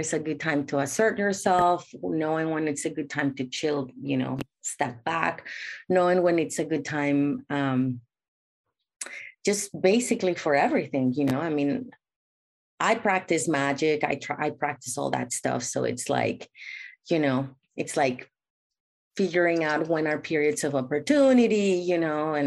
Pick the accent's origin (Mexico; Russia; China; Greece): Mexico; Mexico City; moved away as an adult; now in San Francisco, United States; I was raised in Mexico